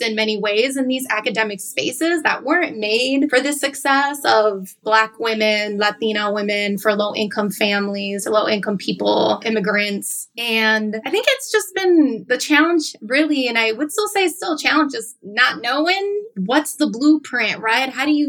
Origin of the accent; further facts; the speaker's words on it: Chicago, Illinois, United States; validated my experiences as a young woman of color growing up in Chicago.